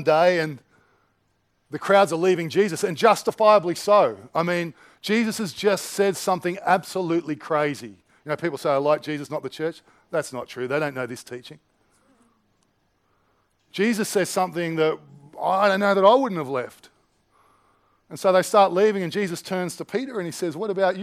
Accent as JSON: {"language": "English", "country": "Australia", "said": "I like being Aussie. I like Australian culture"}